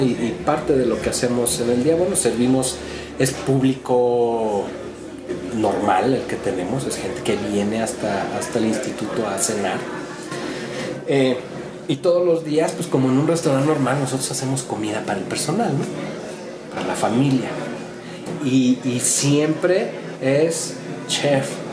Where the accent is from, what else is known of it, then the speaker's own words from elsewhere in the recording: Mexico City, Mexico; moved away as an adult; also born or lived in France; now in New York, United States; Yo soy mexicano, nacido en el Distrito Federal